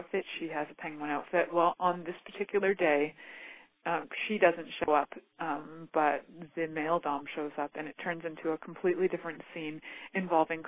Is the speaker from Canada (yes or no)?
yes; Canada; growing up in Canada, we had this amazing show called Mr. Dress Up